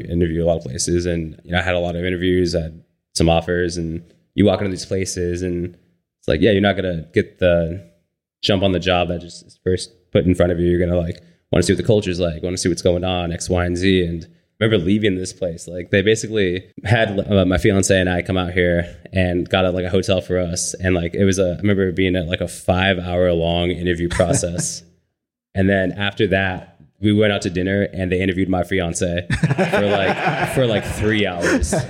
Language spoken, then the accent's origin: English; San Bernardino, California, United States; moved away as an adult; now in Ventura, United States; I'm from San Bernardino.